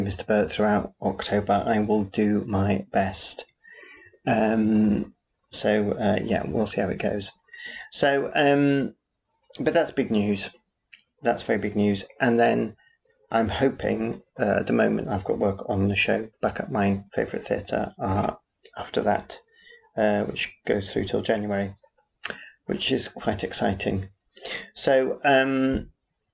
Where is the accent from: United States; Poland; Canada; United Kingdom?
United Kingdom; Yorkshire and the Humber; accent: Yorkshire; my Yorkshire accent